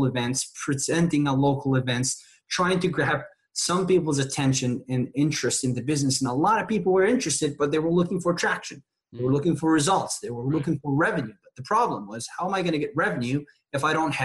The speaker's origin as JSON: {"language": "English", "country": "Tunisia", "tie": "born or raised there", "moved": "as an adult", "lives_now": "McAllen, United States", "said": "I grew up in a small country in North Africa called Tunisia."}